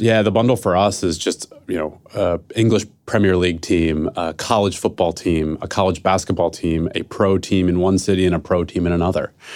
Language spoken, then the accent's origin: English; Philadelphia, Pennsylvania, United States; now in San Francisco, United States; I'm from Philadelphia, who, and I live in San Francisco.